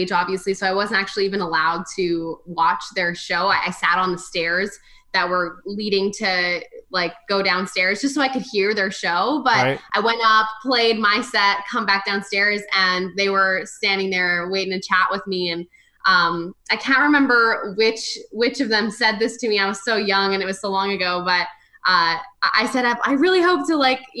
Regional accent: Spiritwood, Saskatchewan, Canada; I was born and raised in Spiritwood, Saskatchewan.

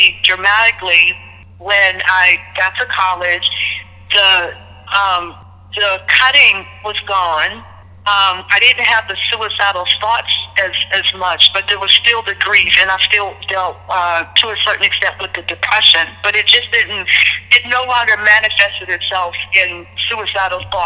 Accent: Pittsburgh, Pennsylvania, United States; moved away as an adult; also born or lived in Trenton, New Jersey; I was born and raised in Pittsburgh, but I left Pittsburgh in 1988 after I, you know, went to college

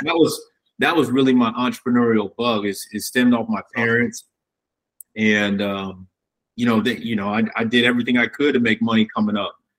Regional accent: Fort Wayne, Indiana, United States; I grew up in Fort Wayne

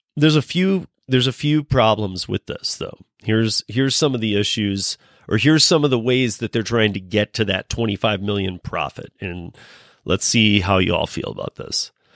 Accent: Michigan, United States; moved away as an adult; now in Colorado, United States; I'm born and raised in Michigan. Um, I've been out in Colorado for you know almost as long as I lived in Michigan

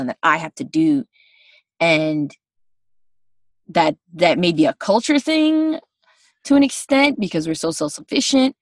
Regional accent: United States; I'm from the States.

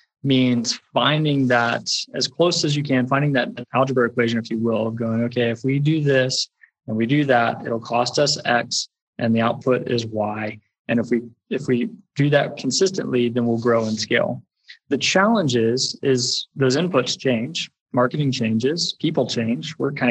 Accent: Texas, United States; born there; accent: West Texas; So I was born in Texas, particularly West Texas, which everyone's on, particularly if I'm talking about getting my oil changed, it comes right out.

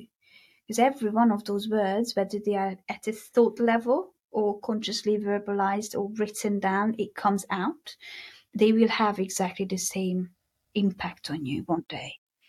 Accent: Hungary; accent: Hungarian; English is a second language; where is that accent from? And then I tell them that, well, originally it is from Hungary, but it is my … accent. And I am very, very proud of it.

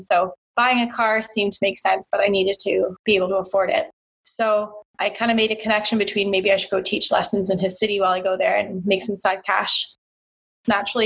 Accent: Brantford, Ontario, Canada; I'm from Brantford, Ontario, which is a small city just past Hamilton

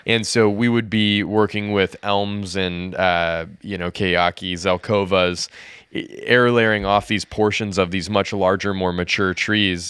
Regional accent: United States; as an American

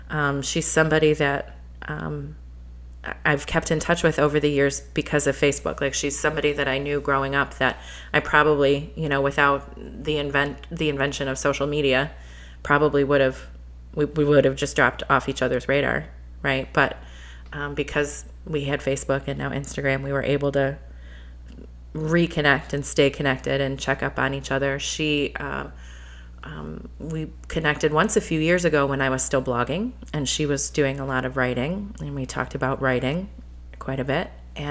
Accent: Flint, Michigan, United States; Look at where we're from. We're from Flint.

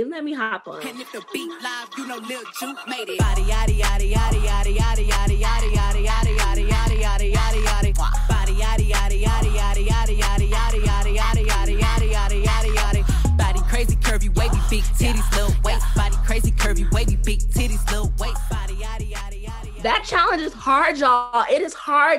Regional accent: Chicago, Illinois, United States; I'm from Chicago

